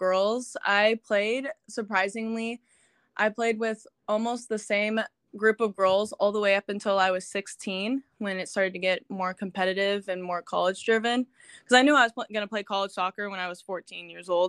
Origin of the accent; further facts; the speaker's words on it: Las Vegas, Nevada, United States; also born or lived in Carbondale, Illinois; I was born and raised in Las Vegas